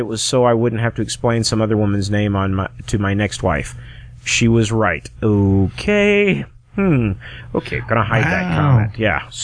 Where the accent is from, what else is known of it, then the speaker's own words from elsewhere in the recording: United States; I'm not an immigrant. I was born here in the United States